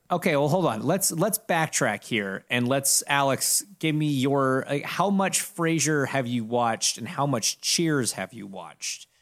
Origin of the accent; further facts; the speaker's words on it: Toronto, Ontario, Canada; I grew up in Toronto, going to the Rogers Center